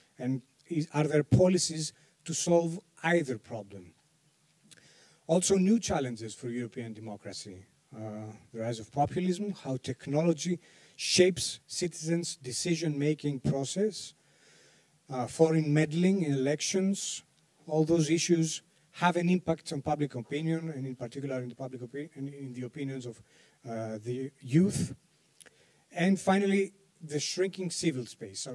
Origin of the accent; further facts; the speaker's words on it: Greece; I'm a journalist from Greece